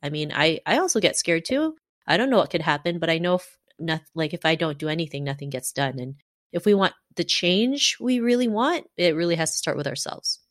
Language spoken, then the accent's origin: English; Canada; growing up in Canada in the nineties